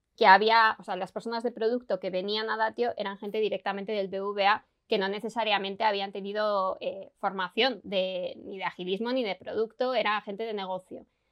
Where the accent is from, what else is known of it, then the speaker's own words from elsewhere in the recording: Logroño, La Rioja, Spain; yo vengo de, de Logroño